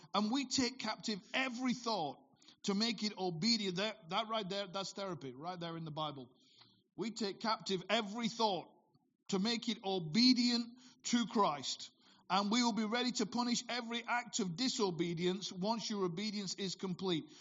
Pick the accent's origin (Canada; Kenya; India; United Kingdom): United Kingdom; Bolton, North West England; born or raised there